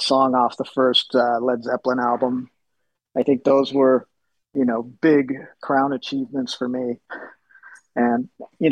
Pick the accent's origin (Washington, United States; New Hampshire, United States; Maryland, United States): Washington, United States; Seattle; I was growing up in Seattle at that time